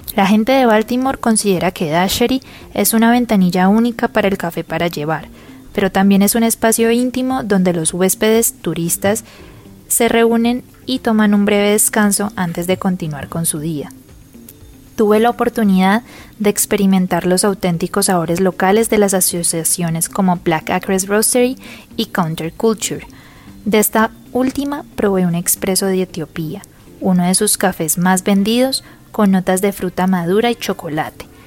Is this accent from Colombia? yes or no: yes; Pereira, Risaralda, Colombia; soy una colombiana y pereirana amante del buen café